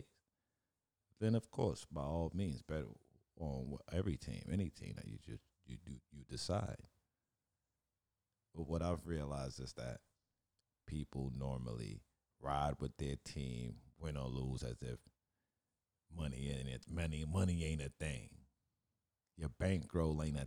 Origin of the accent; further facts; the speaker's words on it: New York City, New York, United States; I'm from Brooklyn.